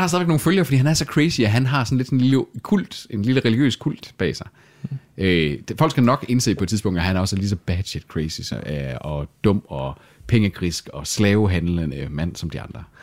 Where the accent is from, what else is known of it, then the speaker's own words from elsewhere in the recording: Salling, Central Denmark Region, Denmark; vi er jo ikke midtjyder. Vi er heller ikke rigtig vestjyder. Vi, vi er jo salingenser